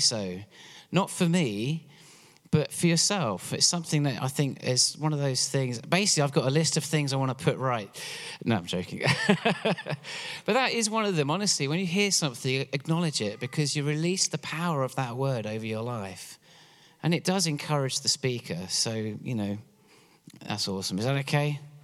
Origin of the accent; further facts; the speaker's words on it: England, United Kingdom; moved away as an adult; now in Pennsylvania, United States; I'm from England originally, which is why I have this funny accent.